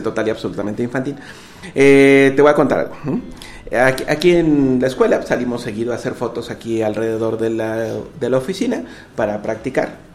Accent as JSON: {"language": "Spanish", "country": "Mexico", "said": "mí como mexicano"}